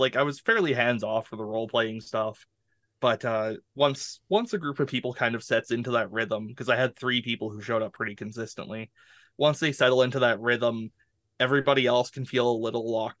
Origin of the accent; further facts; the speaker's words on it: Canada; a hockey's my game as a Canadian, so I got nothing here.